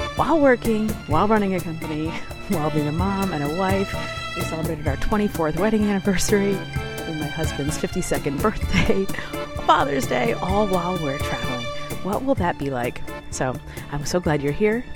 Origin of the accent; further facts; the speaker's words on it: United States; I'm such an American